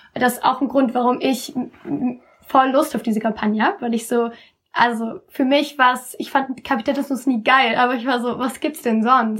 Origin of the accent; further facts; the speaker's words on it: Cologne, North Rhine-Westphalia, Germany; wir kommen aus Köln, also so die Dörfer sind direkt bei uns um die Ecke